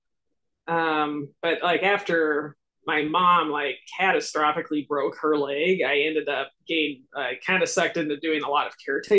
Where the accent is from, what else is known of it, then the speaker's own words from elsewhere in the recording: Lincoln, Nebraska, United States; In Lincoln, Nebraska. So I'm still here.